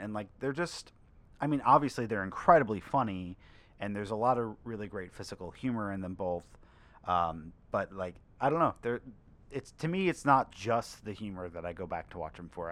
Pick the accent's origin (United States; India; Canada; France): United States; Long Island, New York; now in New York City, United States; growing up on Long Island